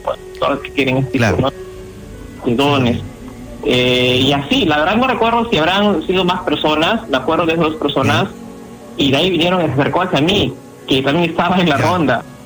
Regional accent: Jauja, Junín, Peru; Yo soy de Jauja, en un distrito que se llama ah. Guaripampa

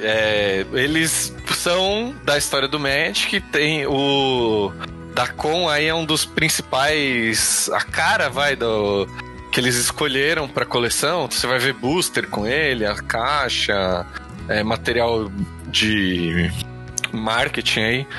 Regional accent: São Paulo, Brazil; a gente é paulista

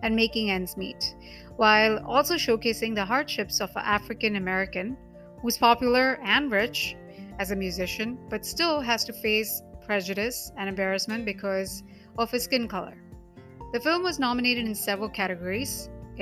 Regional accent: Mumbai, Maharashtra, India; first language Hindi; English is a second language; I'm from Mumbai. Hindi language is native to me

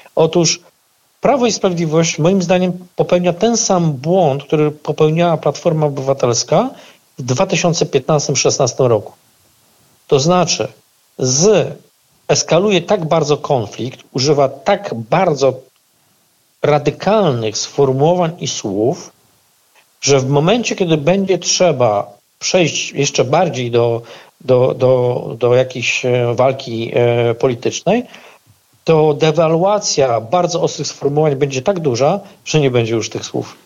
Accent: Puławy, Lublin Voivodeship, Poland; mojego rodzinnego miasta

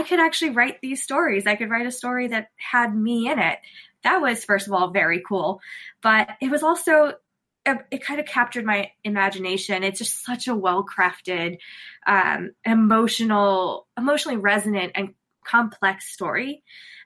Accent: United States; being Indian American

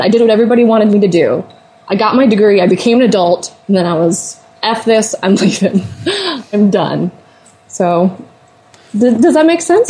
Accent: Iowa, United States; I'm from Iowa

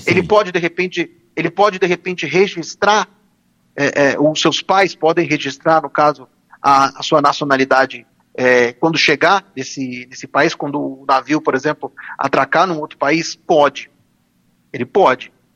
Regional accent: Brazil; Nós nascemos aqui no Brasil e pronto, nós somos brasileiros

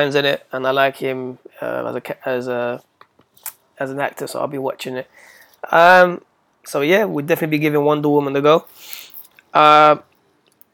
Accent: United Kingdom

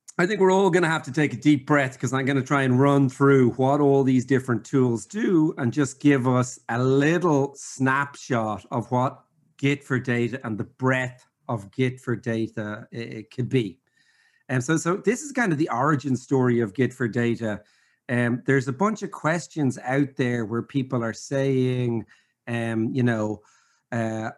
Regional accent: Ireland; accent: brogue; I'm from Ireland and I speak way too fast

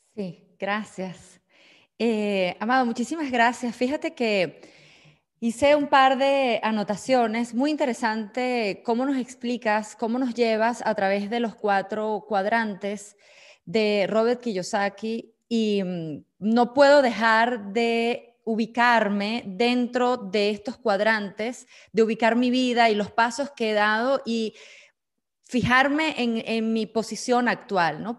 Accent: Venezuela; now in Switzerland; soy venezolana, llevo ya 18 años radicada en Suiza

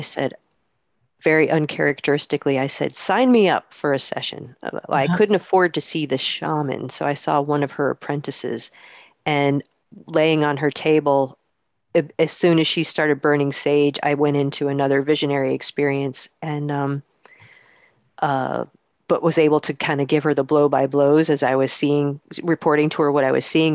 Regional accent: Poughkeepsie, New York, United States; I grew up in the Hudson Valley in upstate New York

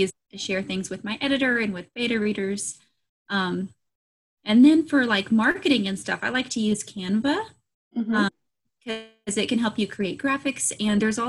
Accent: United States; I'm an American author, independently published.

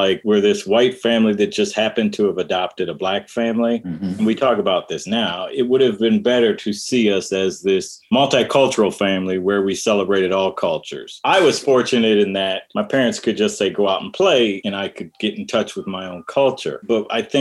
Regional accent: Detroit, Michigan, United States; also born or lived in Dearborn, Michigan; I grew up in Detroit, Michigan

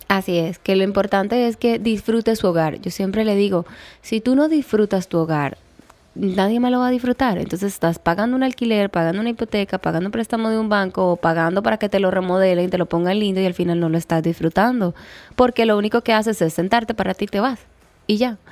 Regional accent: Colombia; moved away as an adult; now in Dominican Republic; Yo soy de Colombia y llevo cinco años aquí en esta hermosa isla

